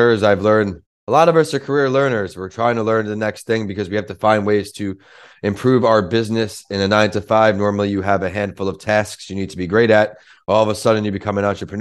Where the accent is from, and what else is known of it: New York, United States; born or raised there